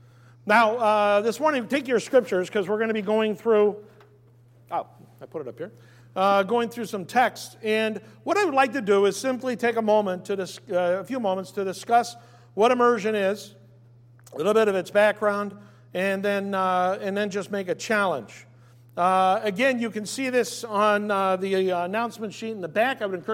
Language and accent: English; United States; for most of us, as American Jews, we've never been to a mikvah.